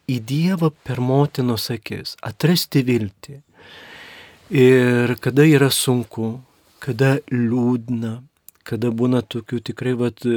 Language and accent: Lithuanian; Mažeikiai, Telšiai County, Lithuania; moved away; also born or lived in Skuodas; aš pats esu žemaitis iš kelimo nuskuodų, bet užaugęs mažiekiuose, mano tėvai ten gyvena.